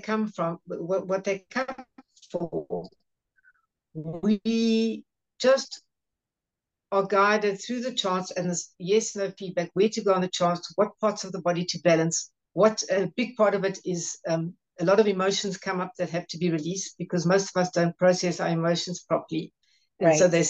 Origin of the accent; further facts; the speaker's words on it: Johannesburg, Gauteng, South Africa; I'm from Johannesburg in South Africa